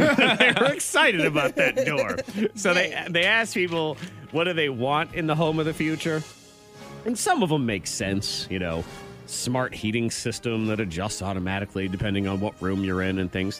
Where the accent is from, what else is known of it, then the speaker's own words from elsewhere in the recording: Massachusetts, United States; also born or lived in Ohio; now in Virginia, United States; When I grew up in Massachusetts, I lived on the line. When I lived in Ohio, I lived on the line